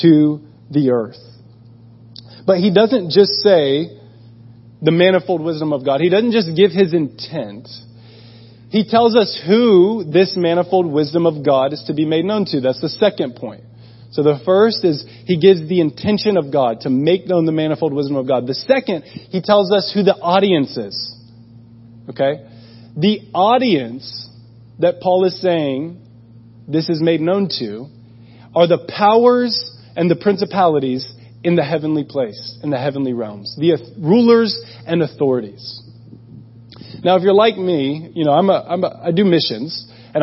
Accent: United States; moved away as an adult; I'm from America

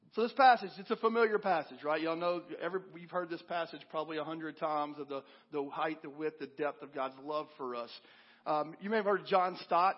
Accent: Kentucky, United States; moved away; I'm from Kentucky originally, and I was home a few months ago visiting my parents, and I asked one of these guys I grew up going to church

